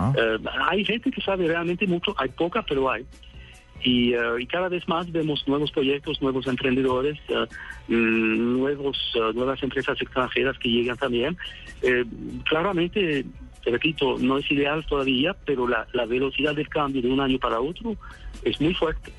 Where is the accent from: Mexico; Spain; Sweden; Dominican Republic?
Sweden; yo soy sueco.